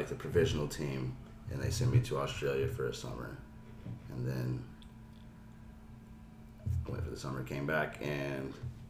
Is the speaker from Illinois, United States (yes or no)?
no; Louisiana, United States; I grew up here, from here, raised here.